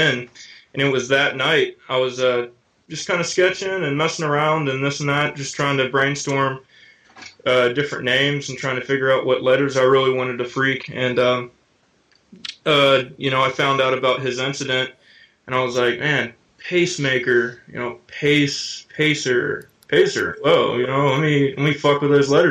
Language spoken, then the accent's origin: English; Tennessee, United States; I'm from Tennessee.